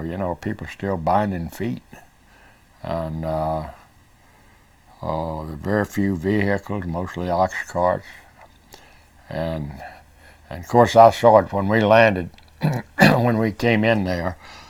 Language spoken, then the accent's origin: English; South Korea; born there; I'd always wanted to get back to the Far East, and I was born in Korea.